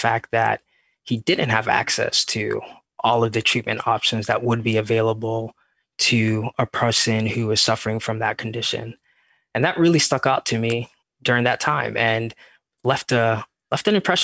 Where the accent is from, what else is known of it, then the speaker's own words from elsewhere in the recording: Ghana; moved away as an adult; now in San Francisco Bay Area, United States; I'm from Ghana, West Africa. So born and raised there.